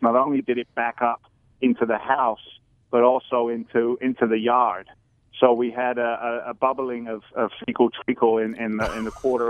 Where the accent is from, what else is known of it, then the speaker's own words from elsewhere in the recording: London, United Kingdom; accent: Cockney; also born or lived in New York City, United States / Wheeling, United States; I was born in London. I'm actually a Cockney, my old China.